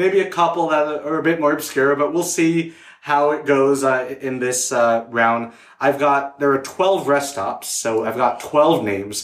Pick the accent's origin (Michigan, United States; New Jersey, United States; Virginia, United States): New Jersey, United States; we're all from Jersey except Jonathan here